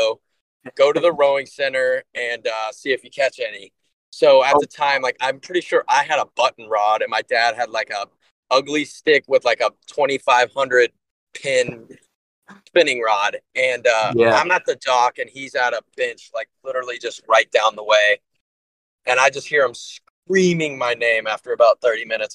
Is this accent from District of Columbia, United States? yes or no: no; Austin, Texas, United States; also born or lived in Nashville, Tennessee; I am from Austin, Texas